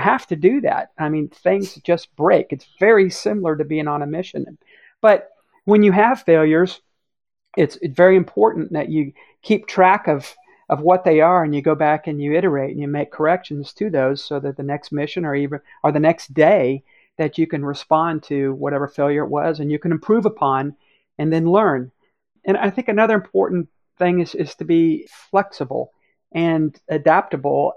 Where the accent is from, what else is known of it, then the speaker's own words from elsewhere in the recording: Cocoa Beach, Florida, United States; I grew up in Cocoa Beach, Florida